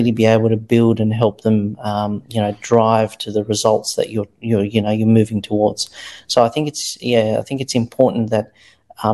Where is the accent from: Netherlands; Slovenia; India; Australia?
Australia; I grew up here in Australia